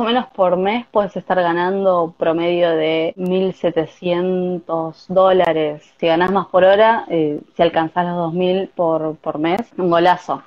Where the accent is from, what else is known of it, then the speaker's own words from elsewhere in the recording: Avellaneda, Buenos Aires Province, Argentina; moved away as an adult; now in Tokyo, Japan; Soy de Buenos Aires, de Avellaneda, zona sur.